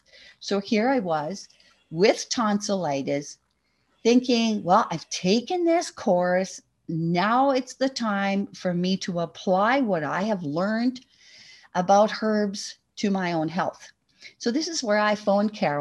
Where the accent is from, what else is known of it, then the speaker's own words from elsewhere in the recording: Oakburn, Manitoba, Canada; I was born in Oak Bryn, Manitoba. On a farm. I didn't spend all my life on the farm, but we always had a farm when I was growing up.